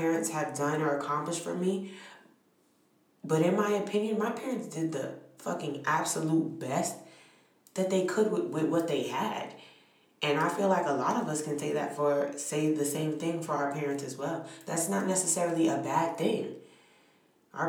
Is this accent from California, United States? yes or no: no; New York City, New York, United States; I'm from New York City. I'm from Brooklyn